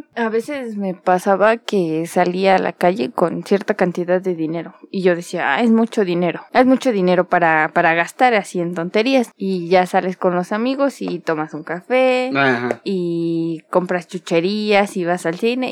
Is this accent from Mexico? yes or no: yes; Mexico; tenemos como mexicanos